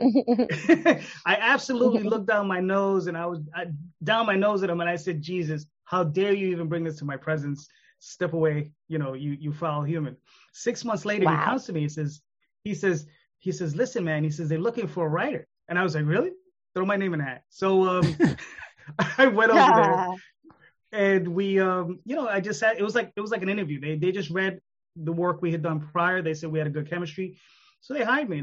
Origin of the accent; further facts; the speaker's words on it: New York, United States; I'm in New York. I'm a New Yorker